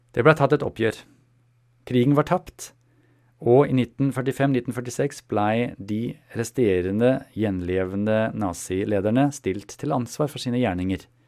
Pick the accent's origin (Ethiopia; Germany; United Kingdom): Germany; moved away; jeg er født i Tyskland